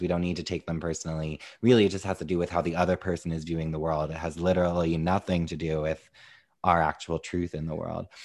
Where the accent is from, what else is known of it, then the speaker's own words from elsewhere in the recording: New York, United States; as a New Yorker